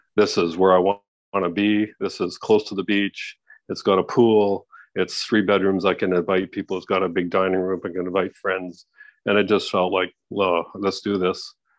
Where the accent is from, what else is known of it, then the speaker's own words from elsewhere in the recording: Canada; moved away as an adult; now in Mexico; I'm in Mexico. I'm a Canadian.